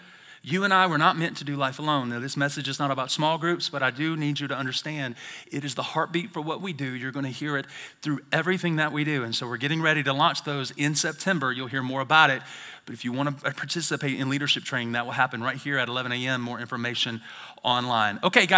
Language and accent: English; the South, United States; I'm from the South, and I say whole nother level.